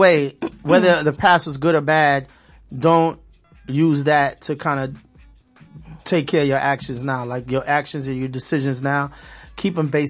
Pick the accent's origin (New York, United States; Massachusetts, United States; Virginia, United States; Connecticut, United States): New York, United States; New York City; moved away; I'm from Brooklyn.